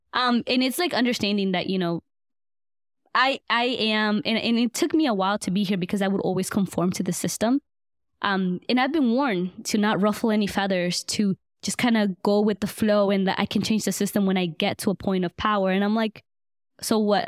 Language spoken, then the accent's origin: English; Buford Highway, Georgia, United States; also born or lived in Guatemala; I grew up on Buford Highway," which is literally, like, fifteen minutes away from Emory